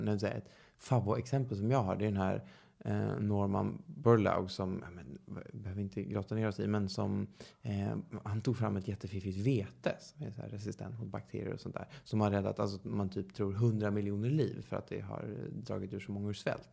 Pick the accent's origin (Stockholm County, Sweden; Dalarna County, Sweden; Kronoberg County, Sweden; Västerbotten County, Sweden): Stockholm County, Sweden; Stockholm; född och uppvuxen i Stockholm